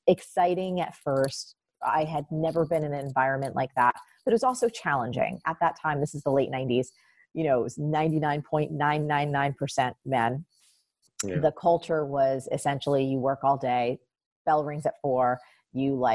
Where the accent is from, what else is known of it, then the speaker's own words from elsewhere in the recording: New Jersey, United States; I am from New Jersey, and I come, my mom grew up in poverty, and I grew up in a very just blue collar working class neighborhood down the shore